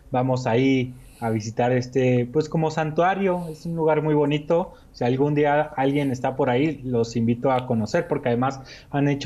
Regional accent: Torreón, Coahuila, Mexico; now in Mexico City, Mexico; somos del norte del país del norte de México. ¿Ah, sí? Sí, así es, de la comarca lagunera, Torreón, Coahuila y toda esa zona.

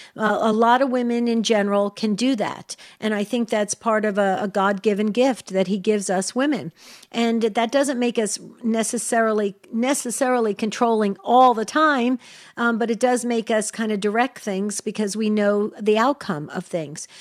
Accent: New Jersey, United States; where I grew up in New Jersey we tend to have no filter

